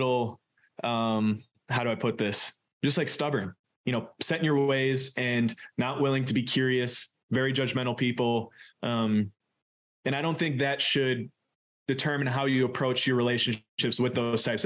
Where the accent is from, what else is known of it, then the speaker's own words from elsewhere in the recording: Suamico, Wisconsin, United States; growing up in Suamico